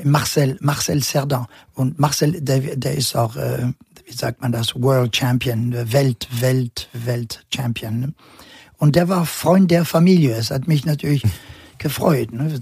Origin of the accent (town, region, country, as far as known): Normandy, France; born or raised there; German is a second language; also born or lived in Casablanca, Morocco / Northern Germany; now in Germany